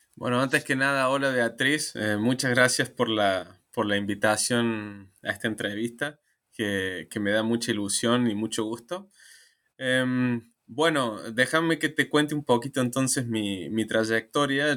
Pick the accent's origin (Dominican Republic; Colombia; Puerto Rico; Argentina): Argentina; Argentina, que es digamos, mi país de origen